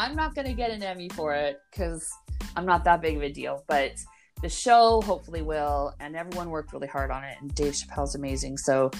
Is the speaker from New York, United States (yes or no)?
no; Los Angeles, California, United States; also born or lived in Orange County, California; So I'm originally from Los Angeles. I am that special unicorn where I was born in LA. I didn't move there later, which is amazing. And then I grew up partially in LA, partly in Orange County.